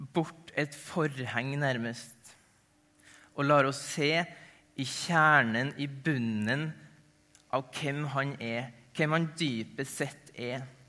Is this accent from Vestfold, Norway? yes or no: no; Ålvundfjord, Møre og Romsdal, Norway; moved away as an adult; also born or lived in Tromsø; Jeg er opprinnelig nordmøring. Kommer fra ei lita bygd som heter Ålvundfjord